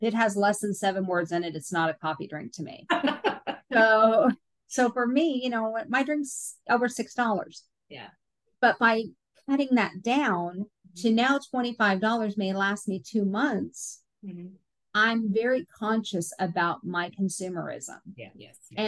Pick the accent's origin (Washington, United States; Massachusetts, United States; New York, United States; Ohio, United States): Washington, United States; Seattle; moved away; I'm originally from Seattle.